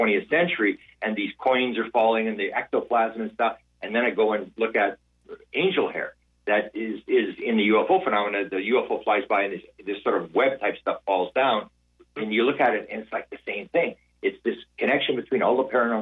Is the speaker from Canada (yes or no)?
yes; Canada; I'm from Canada where it's very cold now.